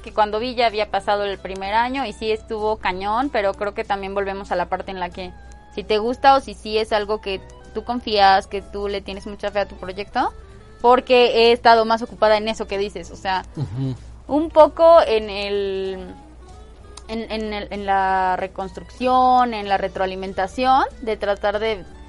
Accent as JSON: {"language": "Spanish", "region": "Puebla", "country": "Mexico", "tie": "born or raised there", "said": "Yo pues soy súper poblana, nací en Puebla, en Puebla, Puebla y toda la vida he vivido aquí."}